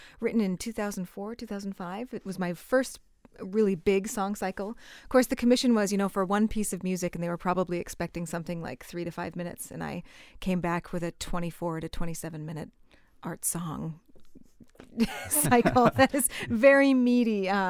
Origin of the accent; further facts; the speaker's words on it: Valley City, North Dakota, United States; also born or lived in Minnesota; I'm also from North Dakota. I grew up there in a small town called Valley City.